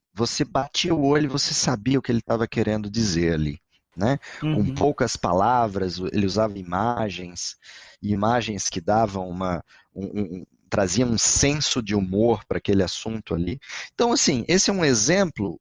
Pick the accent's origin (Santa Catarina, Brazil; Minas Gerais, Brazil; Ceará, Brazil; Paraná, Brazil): Santa Catarina, Brazil; Florianópolis; eu não sou mineiro, eu sou catarinense de Florianópolis